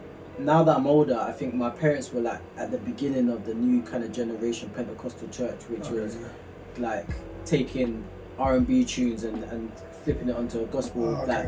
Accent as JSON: {"language": "English", "region": "London", "country": "United Kingdom", "tie": "born or raised there", "said": "I grew up not too far from there, actually. I grew up in South Norwood, like primary school, South Norwood. I went to a Croydon school."}